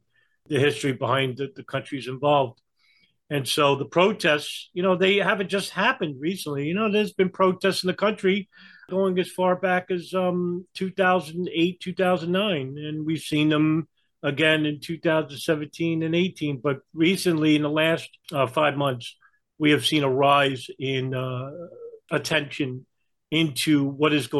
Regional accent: New York, United States; accent: New York; my New York accent

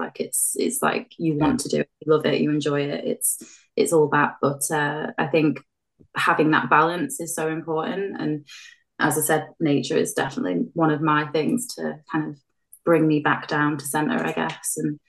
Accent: North West England, United Kingdom; born there; I was born in Cheshire, and I've moved around a lot, to be honest.

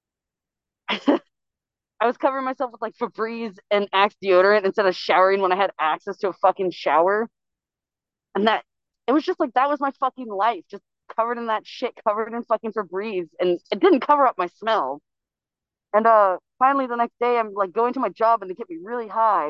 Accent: California, United States; I was actually born and raised in California.

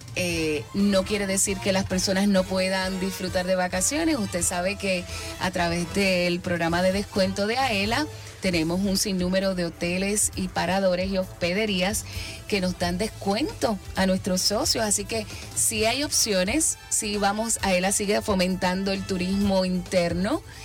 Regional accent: Puerto Rico; así como muchos puertorriqueños

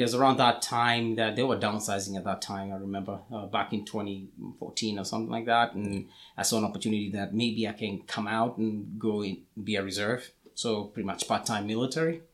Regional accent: Kenya; moved away as an adult; also born or lived in Atlanta, Georgia; now in United States; I was born in Kenya. That's where I grew up

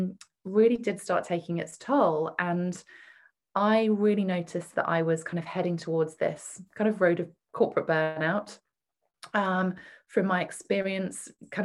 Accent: United Kingdom; also born or lived in Singapore; You might guess from my accent that I'm from the UK

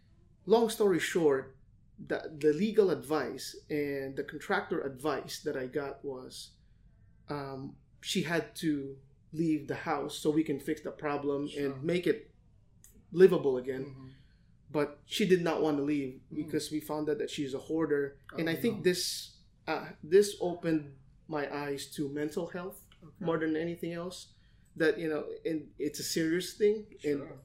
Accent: Manila, Metro Manila, Philippines; now in Los Angeles, United States; when I came here from Manila to LA in 2006, at that time, even before the market crash, a lot of people were saying that home prices are high

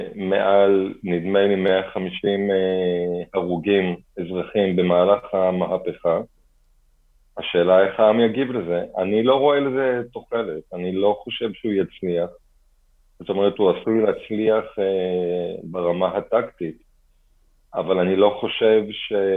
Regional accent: Kfar Saba, Central District, Israel; also born or lived in Bat Yam; בתחילה בבת ים ואחר כך בכפר סבא.

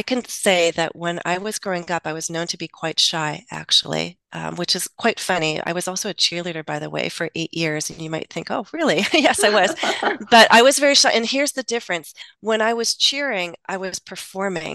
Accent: United States; first language English; also born or lived in Russia; I am American. I think in English

